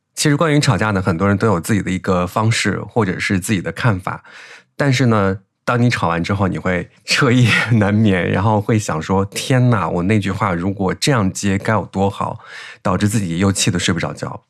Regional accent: Henan, China; accent: Henan dialect; 可能你平常听我说河南话也听习惯了，我一讲普通话就是温柔的

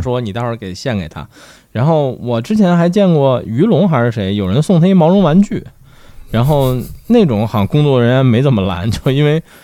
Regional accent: Beijing, China; 几年前这个反正在， 在北京融资什么的， 我当时不是在创业嘛， 然后就去那个嗯。国贸复兴， 我住国贸复兴

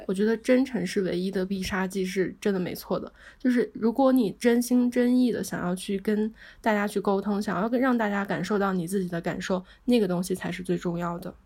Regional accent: China; 我们中国人

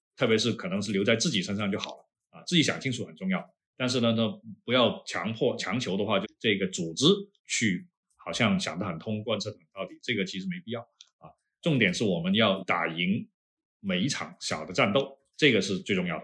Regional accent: China; 我们中国人都是蒙古人嘛，就大部分啊，蒙古人种

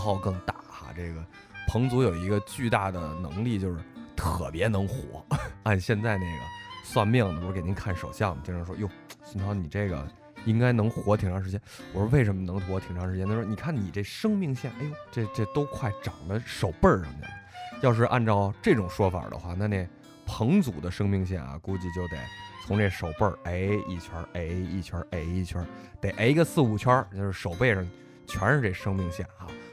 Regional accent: Sichuan, China; 你们徐州人没见过，我们四川人见过啊。

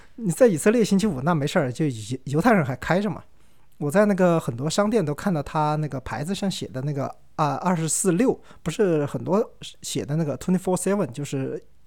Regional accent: China; 我是中国人

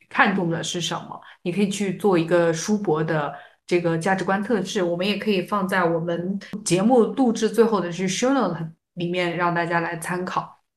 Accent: China; 我们中国人

